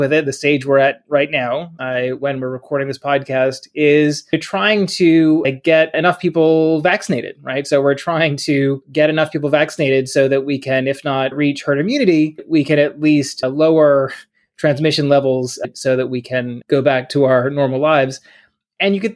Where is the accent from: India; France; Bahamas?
Bahamas; now in United States; I grew up in a tax haven. I grew up in the Bahamas.